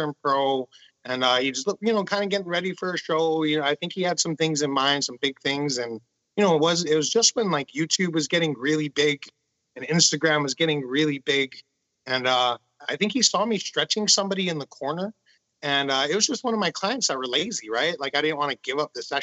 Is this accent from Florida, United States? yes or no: no; Honolulu, Hawaii, United States; I'm from Honolulu, Hawaii.